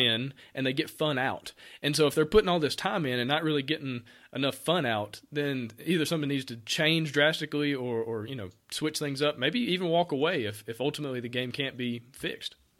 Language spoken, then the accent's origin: English; near Auburn, Alabama, United States; I'm from Alabama. I grew up right, literally thirty minutes down the road from Auburn